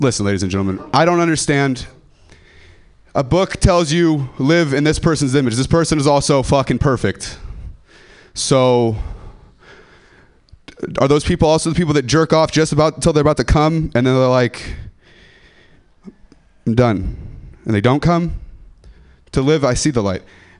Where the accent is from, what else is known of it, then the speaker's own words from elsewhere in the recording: Ripon, California, United States; I'm from Ripon